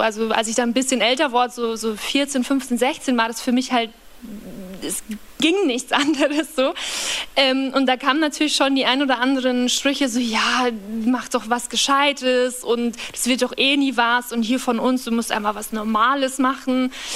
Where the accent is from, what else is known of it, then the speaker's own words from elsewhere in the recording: Upper Palatinate, Bavaria, Germany; now in Berlin, Germany; Aus einem sehr, sehr, sehr, sehr, sehr, sehr, sehr, sehr kleinen Dorf, ähm, in der Oberpfalz kam, heißt es. Ähm, und das Dorf, wo ich aufgewachsen bin, heißt Kamünza.